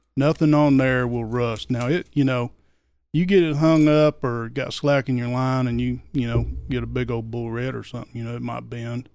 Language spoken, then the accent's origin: English; Oklahoma, United States; moved away as an adult; also born or lived in Georgia; I'm from Oklahoma. Twenty-six years in Oklahoma and twenty-six years in Georgia and I've been here for eight years